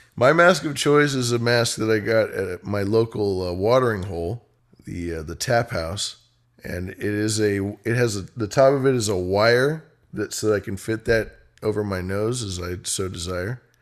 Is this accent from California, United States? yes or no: yes; California, United States; as a Californian